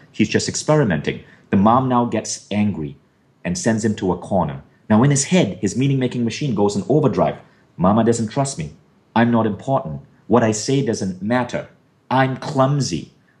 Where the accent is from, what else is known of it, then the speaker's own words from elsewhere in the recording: North India, India; I had Caucasian features like a larger nose and hair on my arms and legs because I'm Northern Indian.